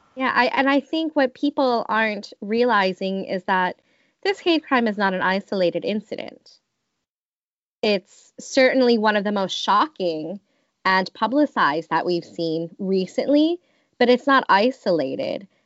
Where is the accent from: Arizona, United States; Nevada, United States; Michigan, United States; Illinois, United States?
Michigan, United States; Detroit; I grew up in Metro Detroit where we were very close to the border